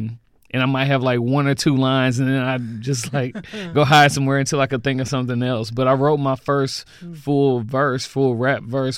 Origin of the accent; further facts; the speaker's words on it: Jackson, Mississippi, United States; also born or lived in Redondo Beach, California; Moved to Jackson when I was about 3 years old.